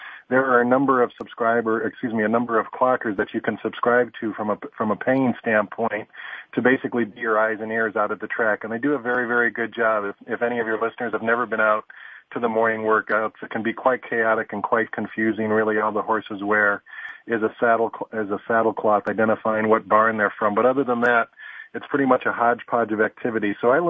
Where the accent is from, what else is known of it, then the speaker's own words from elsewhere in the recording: Chicago, Illinois, United States; moved away as an adult; now in Southern California, United States; growing up in Chicago